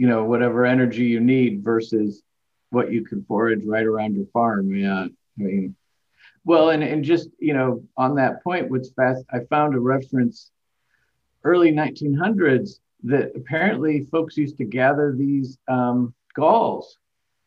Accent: Indiana, United States; now in Buffalo, United States; growing up in Midwest, mainly Indiana

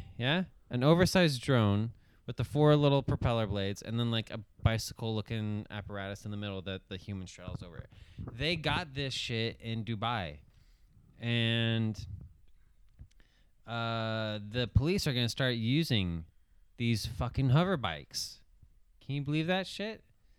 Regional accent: Springfield, Oregon, United States; I was born in the hometown of Simpsons, Springfield. Oregon

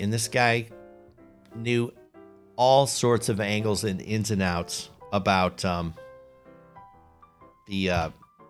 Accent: Chicago, Illinois, United States; accent: Chicago; now in Cincinnati, United States; I'm told that I have lost my Chicago accent. I'm here in the Cincinnati area, and my friends tell me, you don't sound like you're from Chicago.

